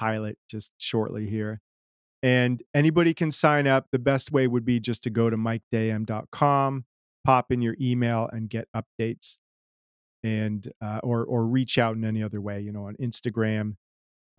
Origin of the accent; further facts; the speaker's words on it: United States; also born or lived in Germany; I don't know that I identified very much as American growing up. My mom was German. We spent time in Germany